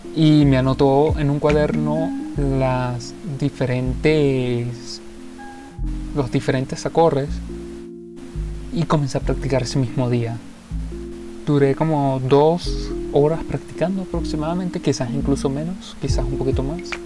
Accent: Venezuela; soy de Venezuela

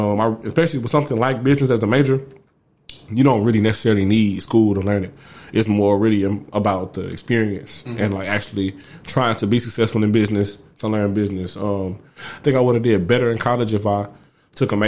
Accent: Houston, Texas, United States; I am from Northside, Acres Homes, Fofo. I was born at Acres Homes. I grew up there, and then I moved to Inwood, lived in Inwood for a long time.

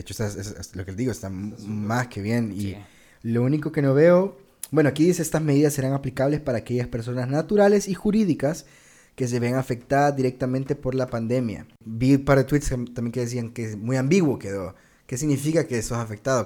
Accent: El Salvador; nuestro país

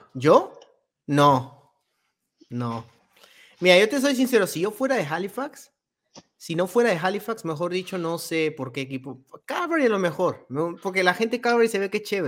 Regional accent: Peru; yo soy de Perú

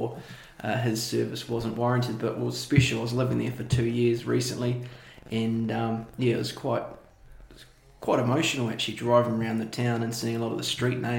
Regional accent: Dunedin, Otago, New Zealand; born and bred in Dunedin. My heritage is I'm from Scotland.

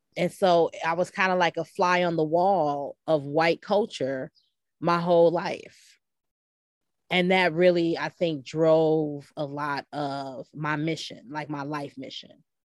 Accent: Chicago, Illinois, United States; growing up on the West Side because my mother, who was a teacher

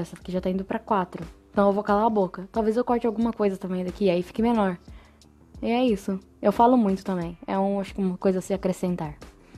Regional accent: São Paulo, Brazil; moved away as an adult; now in São João del Rei, Brazil; eu sou de São Paulo, na verdade, e eu me mudei para São João del Rei faz uns dois anos

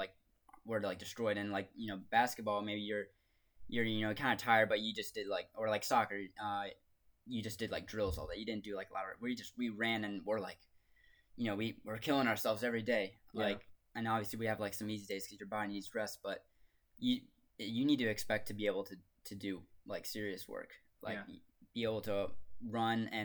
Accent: Maryland, United States; moved away; I'm from Maryland

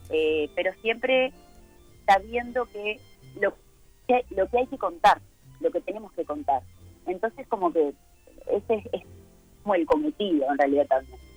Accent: Uruguay; acá además también nosotros somos uruguayos, ¿no?

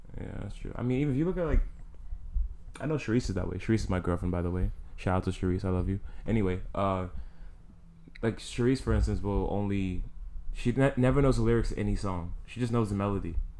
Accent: New York City, New York, United States; I'm from the Bronx

